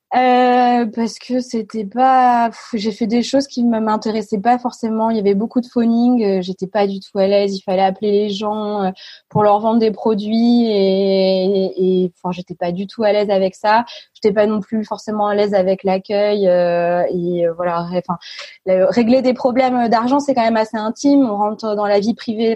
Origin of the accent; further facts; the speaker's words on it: a small village near Reims, Grand Est, France; moved away as an adult; now in Lille, France; Je suis née à Reims. j'ai grandi dans un petit village à côté de 550 âmes.